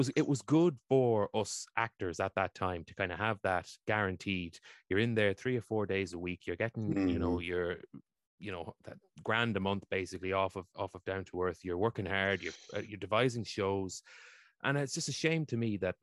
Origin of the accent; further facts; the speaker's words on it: Meath, Leinster, Ireland; I'm from Meath myself, and like my dad runs the musical society here.